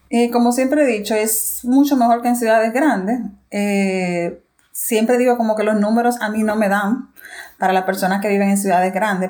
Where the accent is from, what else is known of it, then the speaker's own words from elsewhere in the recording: Santo Domingo, Dominican Republic; moved away as an adult; also born or lived in Regina, Canada; now in Saskatoon, Canada; soy dominicana y vivo aquí con mi esposo en Saskatchewan